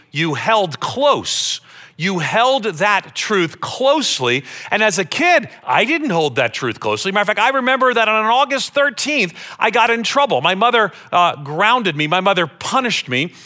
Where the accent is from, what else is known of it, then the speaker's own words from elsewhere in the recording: Long Island, New York, United States; I grew up on Long Island outside of New York City